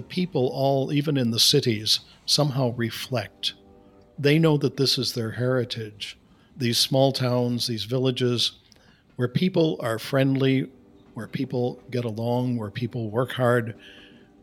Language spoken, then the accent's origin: English; Midwest, United States; now in Cincinnati, United States; I'm a Jesuit from the Midwest and currently in Cincinnati, Ohio.